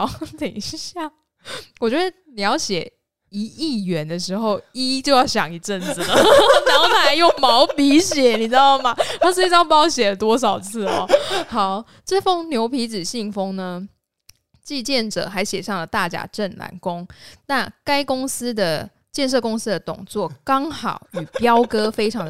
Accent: central Taiwan, Taiwan; 没有，我们中部人，中部人

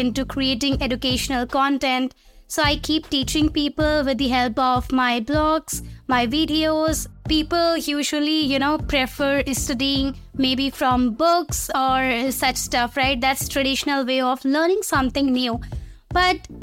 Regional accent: India; I'm from India

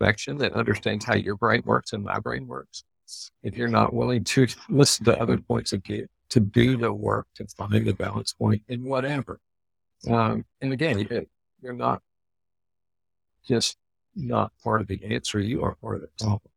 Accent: Texas, United States; as a Texan

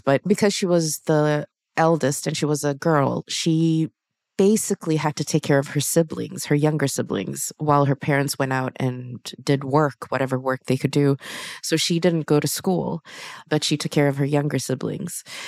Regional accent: Sweden; I'm born and raised in Sweden

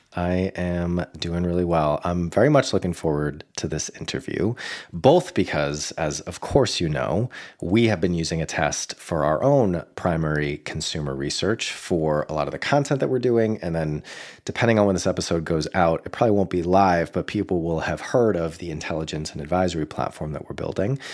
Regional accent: Boston, Massachusetts, United States; my hometown of Boston

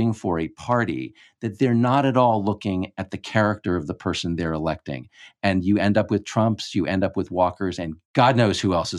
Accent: Texas, United States; I think it is useful because I'm from hurricane land. I come from the Gulf Coast of Texas.

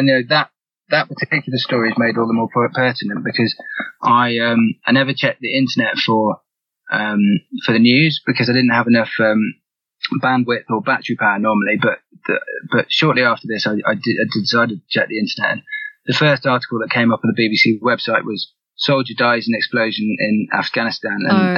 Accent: England, United Kingdom; Yeah, in England.

